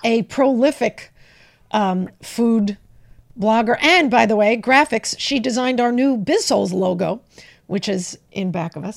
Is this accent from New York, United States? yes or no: yes; New York, United States; I'm from New York